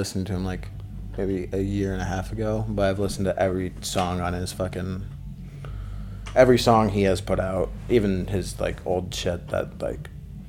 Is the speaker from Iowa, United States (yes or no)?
yes; Orange City, Iowa, United States; I've lived here my whole life